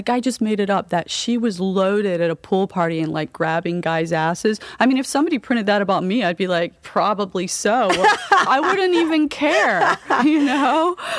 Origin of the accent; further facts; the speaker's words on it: United Kingdom; now in Florida, United States; that's why we came from England to Florida, because they recruited a lot of writers from England because of the tabloid style, and they hooked them up with green cards.